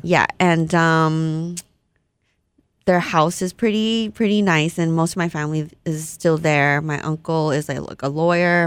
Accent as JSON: {"language": "English", "region": "Hawaii", "country": "United States", "tie": "born or raised there", "also_born_or_lived": "Malaysia", "first_language": "Vietnamese", "second_language": "English"}